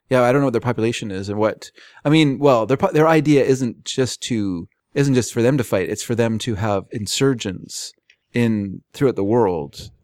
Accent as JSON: {"language": "English", "country": "United States", "also_born_or_lived": "Fraser Valley, British Columbia, Canada", "moved": "yes", "lives_now": "Canada", "said": "I'm an American"}